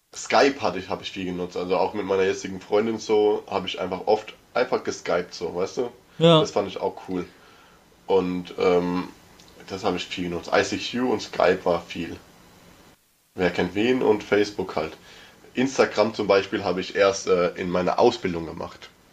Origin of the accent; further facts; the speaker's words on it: Mörsch, Rhineland-Palatinate, Germany; wir sind ja generell da in dem Dorf geboren